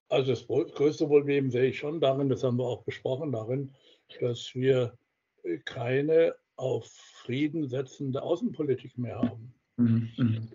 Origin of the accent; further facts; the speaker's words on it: Heidelberg, Baden-Württemberg, Germany; in Heidelberg, meiner Heimatstadt